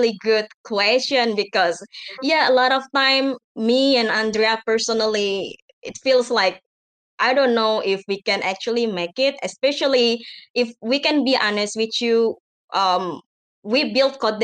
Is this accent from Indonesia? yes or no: yes; Indonesia; I'm from Java.